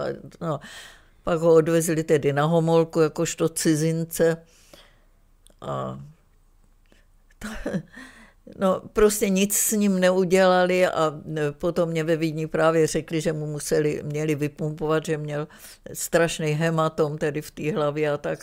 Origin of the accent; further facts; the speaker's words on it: Czechia; moved away as an adult; also born or lived in Düsseldorf, Germany / Vienna, Austria; jako Češka tam přišla